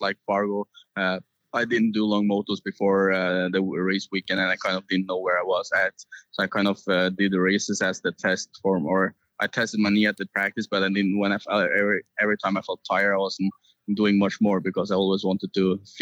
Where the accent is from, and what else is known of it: Norway